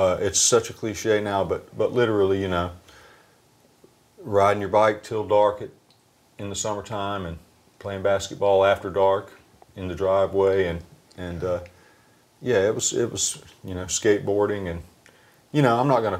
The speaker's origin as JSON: {"language": "English", "town": "Burgaw", "region": "North Carolina", "country": "United States", "tie": "born or raised there", "said": "Burgaw, North Carolina is the county seat of Pender County, North Carolina, which is one county away from New Hanover County, which is Cape Fear."}